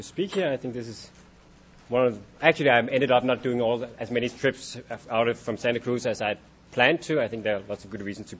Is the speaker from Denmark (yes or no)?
yes; Denmark; English is a second language; Usually I kind of at least implicitly have to apologize for being Dane when I speak in any IR audience